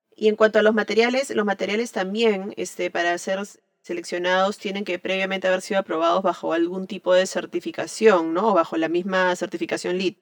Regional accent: Peru; soy arquitecta peruana

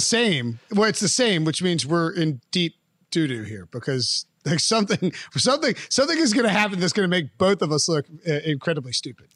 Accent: Western North Carolina, United States; I'm from the West

